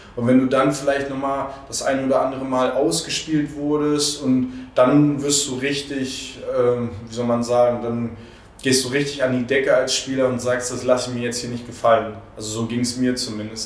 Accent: Stralsund, Mecklenburg-Vorpommern, Germany; moved away; ich komme aus Stralsund

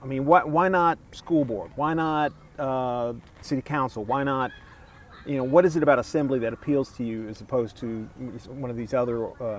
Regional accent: Kentucky, United States; white boy from Kentucky

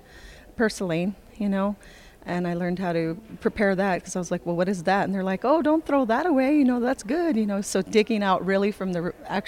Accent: California, United States; now in Taos Pueblo, United States; I grew up in California

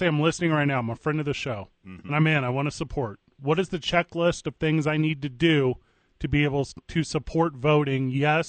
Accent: St. Louis, Missouri, United States; now in Albuquerque, United States; I am from St. Louis, Missouri.

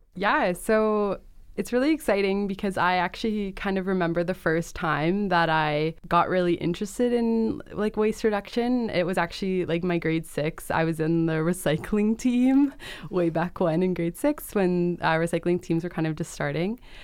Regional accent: Peel Region, Ontario, Canada; my hometown in Peel Region

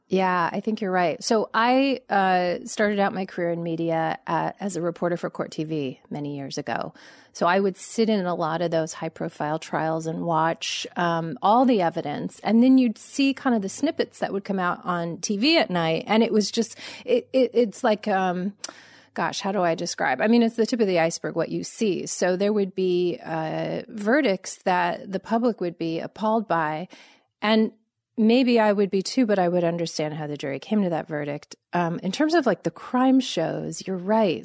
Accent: Los Angeles, California, United States; moved away as an adult; also born or lived in Montgomery, Alabama; I grew up in Los Angeles

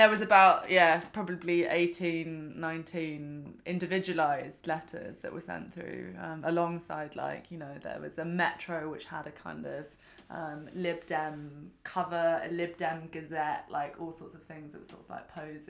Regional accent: London, United Kingdom; I'm from Kensington

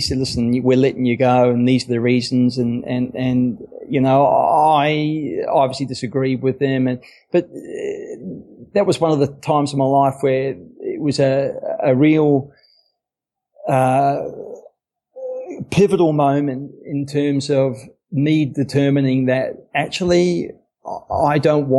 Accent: Wellington, New Zealand; I was born in Wellington, New Zealand.

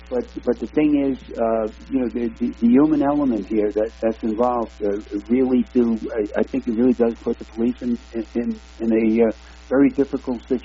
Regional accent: New York City, New York, United States; now in Arizona, United States; I live in Arizona now, and I'm, I'm a former law enforcement officer. I grew up in Red Hook, Brooklyn

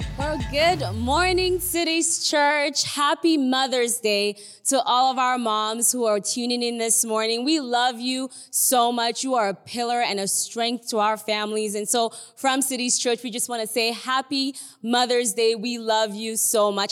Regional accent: Nigeria; I'm Nigerian. I don't know if you can tell, but I'm Nigerian.

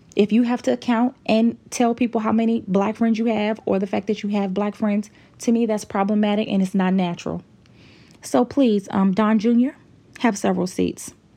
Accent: United States; as an American

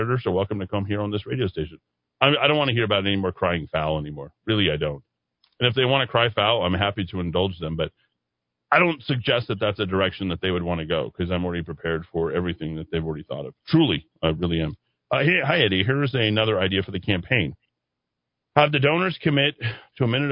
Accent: Albuquerque, New Mexico, United States; growing up in Albuquerque

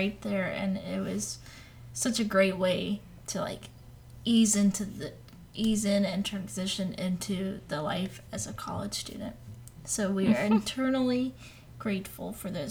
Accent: Newport News, Virginia, United States; We grew up in Newport News, so that's about an hour away from Colonial Williamsburg and Jamestown

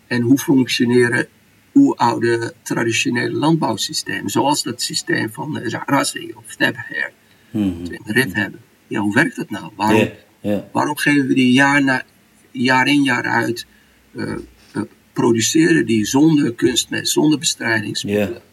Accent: Saudi Arabia; bij ons in Saudi heb je het water wat nog uit de bronnen komt of uit de waterputten is een beetje.

